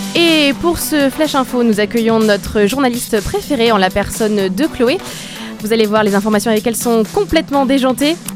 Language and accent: French; France; on est français